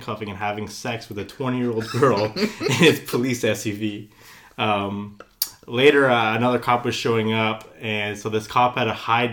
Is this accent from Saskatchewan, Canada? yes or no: no; Brockville, Ontario, Canada; We're from Brockville, Ontario. It's a little town in between Kingston and Ottawa